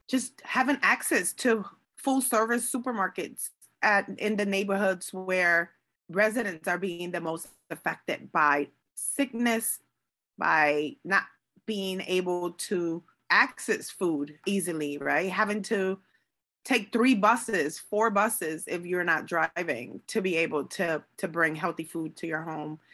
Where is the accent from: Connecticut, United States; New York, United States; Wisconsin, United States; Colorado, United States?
Connecticut, United States; Hartford; I am born and raised in the north end of Hartford in the Clay Arsenal neighborhood